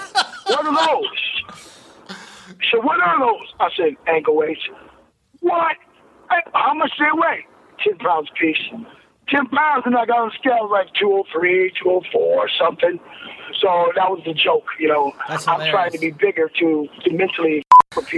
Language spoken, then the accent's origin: English; Ohio, United States; I'm from Ohio, Midwest, farmers and shit